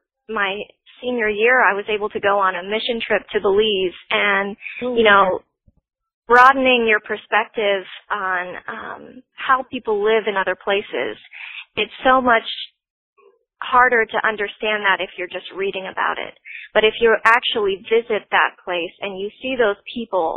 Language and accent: English; Florida, United States; growing up in Florida